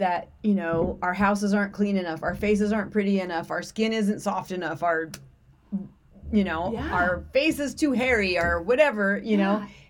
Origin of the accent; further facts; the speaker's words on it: the South, United States; accent: Southern; I always feel bad when I start talking in my Southern accent.